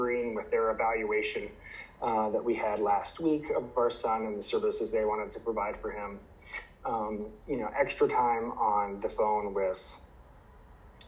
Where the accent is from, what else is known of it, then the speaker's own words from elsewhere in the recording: Ohio, United States; moved away as an adult; also born or lived in Idaho; now in Michigan, United States; I grew up in the Midwest. I'm originally from Ohio